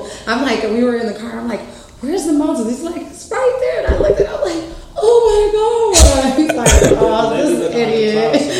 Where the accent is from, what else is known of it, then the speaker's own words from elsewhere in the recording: New York City, New York, United States; I'm from New York City. I'm Puerto Rican.